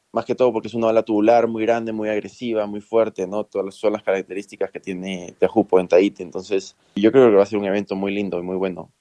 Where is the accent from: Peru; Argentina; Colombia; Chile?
Peru; En el colegio tal vez jugué fútbol, porque en Perú todo el mundo juega fútbol